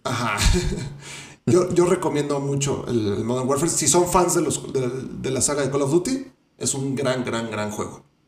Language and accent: Spanish; Mexico; uno como mexicano